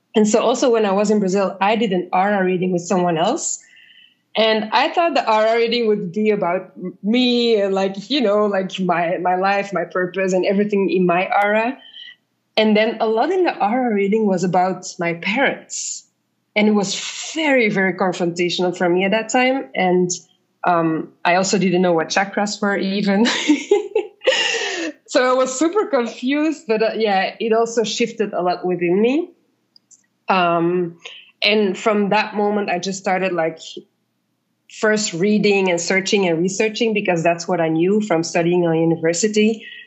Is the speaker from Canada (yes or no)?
no; Belgium; moved away as an adult; also born or lived in South America; now in Ghana; I grew up in Belgium. I studied in Belgium and I worked a bit in Belgium